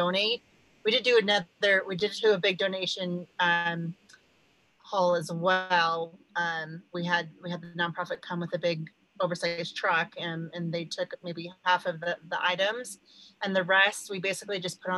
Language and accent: English; Park City, Utah, United States; moved away as an adult; we are from Utah, outside of Park City, Utah